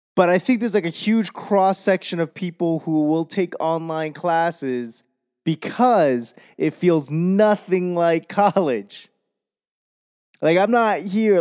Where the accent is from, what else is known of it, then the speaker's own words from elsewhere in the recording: Boston, Massachusetts, United States; accent: Boston; my Boston accent